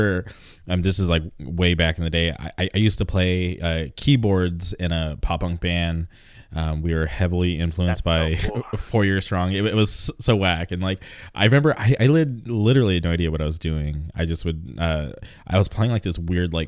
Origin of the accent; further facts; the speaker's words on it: California, United States; we're from California